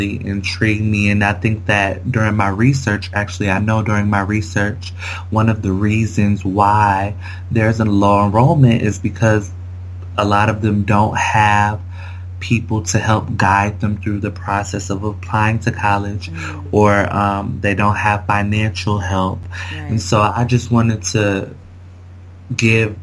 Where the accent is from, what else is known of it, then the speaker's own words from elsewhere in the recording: Kalamazoo, Michigan, United States; moved away as an adult; also born or lived in Cambridge; now in Washington, D.C., United States; I have started an organization in my hometown of Kalamazoo, Michigan